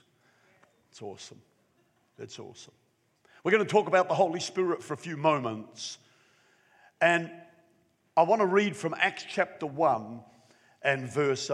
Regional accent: Wellington, New Zealand; now in Newcastle; I came from Wellington, New Zealand

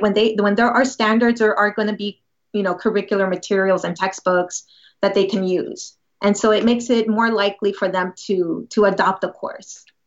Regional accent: San Antonio, Texas, United States; also born or lived in Boston / Madison, Wisconsin; I'm actually from San Antonio, Texas

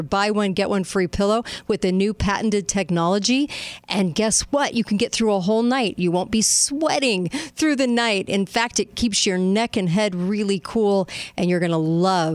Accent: Orange County, California, United States; my hometown in California, in Orange County.

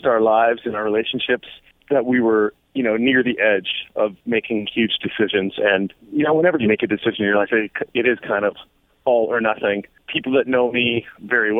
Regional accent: Canada; being Canadian

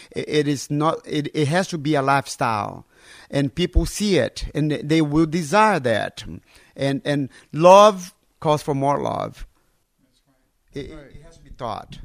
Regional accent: North Brazil, Brazil; moved away as an adult; also born or lived in Alabama, United States / Pennsylvania, United States / Texas, United States; now in Lithuania; I was born and raised in North, North Brazil

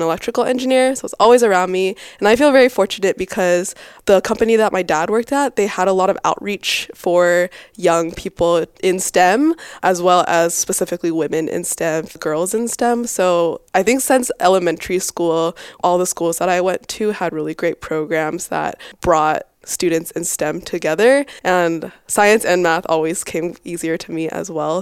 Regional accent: Boise, Idaho, United States; now in California, United States; I grew up in Boise, Idaho.

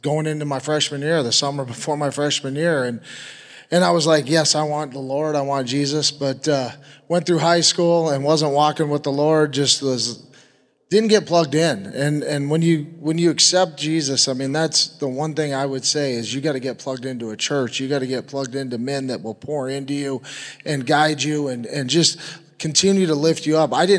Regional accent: Oregon, United States; moved away as an adult; moved back to my hometown in Oregon

